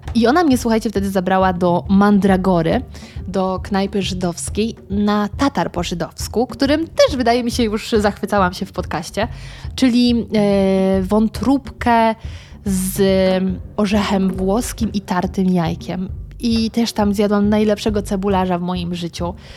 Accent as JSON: {"language": "Polish", "area": "Świeradów-Zdrój area", "region": "Lower Silesian Voivodeship", "country": "Poland", "moved": "yes", "lives_now": "Warsaw, Poland", "said": "sama pochodzę z terenów zdrojowych, Świeradów Zdrój, Szklarska, Karpacz"}